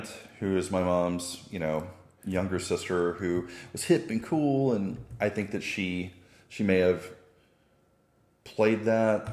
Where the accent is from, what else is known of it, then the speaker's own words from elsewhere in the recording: Southeast Texas, United States; I I'm from Southeast Texas